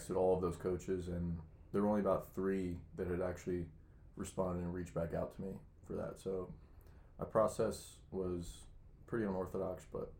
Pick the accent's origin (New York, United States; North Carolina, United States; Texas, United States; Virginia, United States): Virginia, United States; Leesburg; I'm from Leesburg, Virginia, about 45 minutes away from Hood.